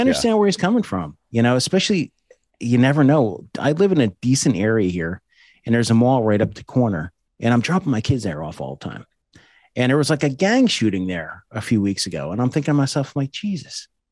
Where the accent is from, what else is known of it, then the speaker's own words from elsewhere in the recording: East Coast, United States; I'm also from the East Coast.